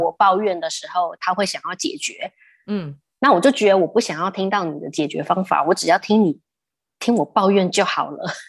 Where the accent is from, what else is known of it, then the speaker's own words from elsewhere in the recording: Taipei, Taiwan; moved away as an adult; also born or lived in United States / Sydney, Australia / Cambodia; 我们在台湾长大都是美式美式英文嘛